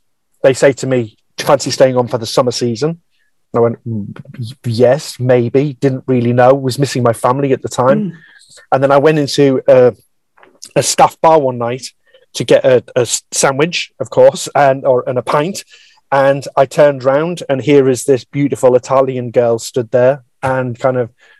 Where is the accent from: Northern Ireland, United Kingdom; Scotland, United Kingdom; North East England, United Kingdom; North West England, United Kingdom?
North East England, United Kingdom; accent: northeast; moved away; my accent, my northeast accent has calmed down a lot. It was very strong when I first went down south, and I remember just being abused, as in almost bullied by people for being from the Northeast.